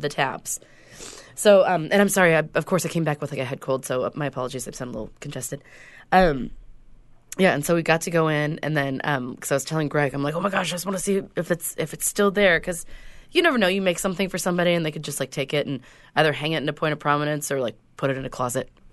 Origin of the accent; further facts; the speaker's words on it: Whidbey Island, Washington, United States; when I grew up on Whidbey Island